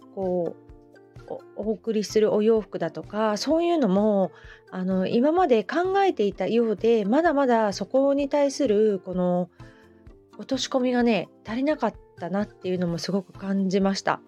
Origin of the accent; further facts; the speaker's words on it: Hamamatsu, Shizuoka, Japan; also born or lived in Kita-Kamakura; now in Kamakura, Japan; 私 の地元ね遠州浜松もやっぱり織物の町なんですよね子供の頃から繊維の町